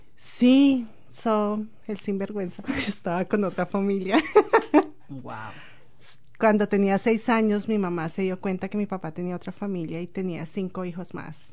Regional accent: Bogotá, Colombia; moved away as an adult; also born or lived in Ecuador; now in New Zealand; soy de Colombia. Nací en Bogotá

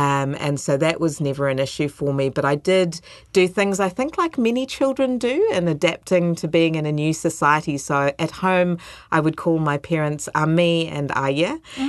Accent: New Zealand; also born or lived in Colombo, Sri Lanka / Zambia; I was born in Sri Lanka in 1981, and my family moved to New Zealand in 1987, actually via Zambia in Africa. So we moved a year after I was born in Colombo to Africa, and then about 4 years after that, we moved to New Zealand.

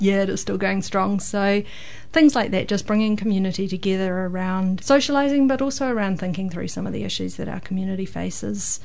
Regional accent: Hamilton, Waikato, New Zealand; I am from the Waikato. In Hamilton, Kirikiriroa most of my life

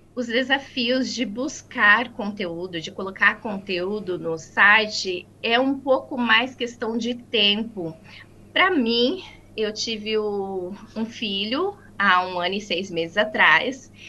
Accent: Maringá, Paraná, Brazil; moved away as an adult; now in New Zealand; Eu sou do estado do Paraná, de uma cidade chamada Maringá

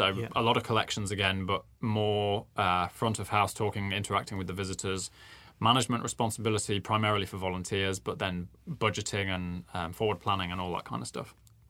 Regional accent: Nottingham, East Midlands, United Kingdom; moved away as an adult; also born or lived in Birmingham; now in New Zealand; You can probably hear I'm not from New Zealand originally. Mm-hmm. So I grew up in Nottingham in the UK

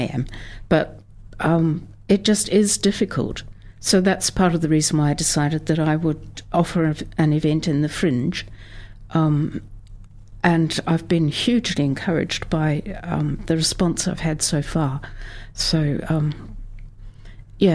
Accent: Southland, New Zealand; now in Dunedin, New Zealand; I grew up in very rural, very flat Southland

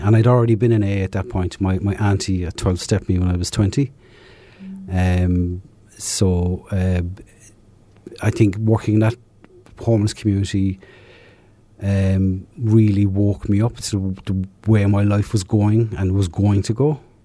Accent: south of Ireland, Ireland; moved away; Originally from, uh, south of Ireland

